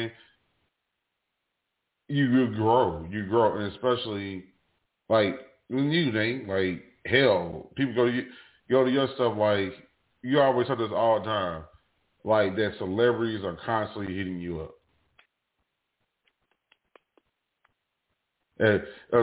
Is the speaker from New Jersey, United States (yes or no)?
yes; New Jersey, United States; moved away; I'm originally from Jersey